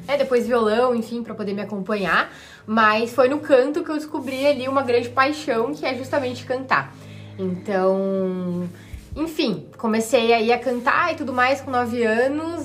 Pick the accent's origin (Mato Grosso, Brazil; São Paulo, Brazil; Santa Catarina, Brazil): Santa Catarina, Brazil; Florianópolis; also born or lived in Curitiba; eu nasci em Floripa, morei a vida toda aqui